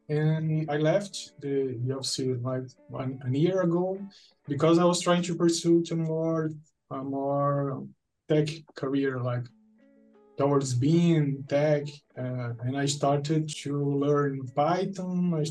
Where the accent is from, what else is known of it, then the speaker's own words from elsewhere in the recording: Fortaleza, Ceará, Brazil; now in Juazeiro do Norte, Brazil; I'm from Brazil. I'm from a, a, town in northeast called Fortaleza, and now I'm living in a near, relatively near town called Juazeiro do Norte.